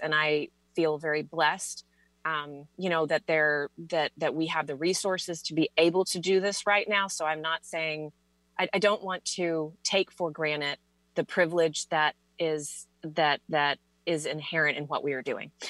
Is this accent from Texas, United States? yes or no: yes; Texas, United States; i was born and raised in texas